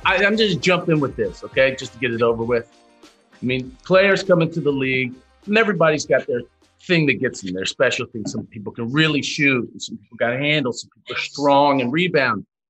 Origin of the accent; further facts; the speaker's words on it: Kentucky, United States; I'm from Kentucky as well